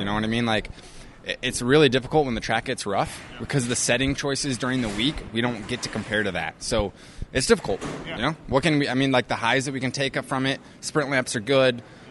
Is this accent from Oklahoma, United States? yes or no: no; Idaho, United States; I'm from Idaho.